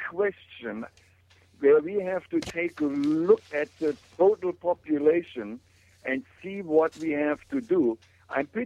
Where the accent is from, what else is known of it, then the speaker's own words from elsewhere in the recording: Germany; moved away; I grew up in Germany in a little village where there were no shops, no water, no electricity, no gas